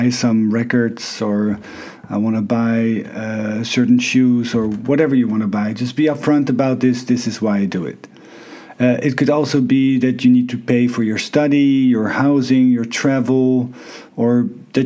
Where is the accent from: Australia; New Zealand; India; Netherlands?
Netherlands; moved away as an adult; also born or lived in Canada / Thailand / China; I'm from Holland